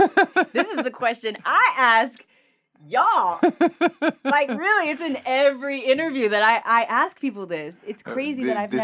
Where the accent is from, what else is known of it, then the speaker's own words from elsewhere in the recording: United States; I grew up on the Oprah Winfrey Show.